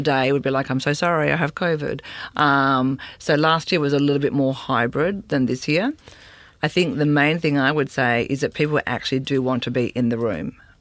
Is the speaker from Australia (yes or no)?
yes; Sydney, New South Wales, Australia; I grew up in Sydney